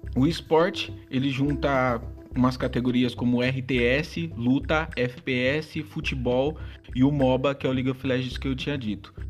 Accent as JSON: {"language": "Portuguese", "country": "Brazil", "said": "Colocando a nossa parte aqui como brasileiro"}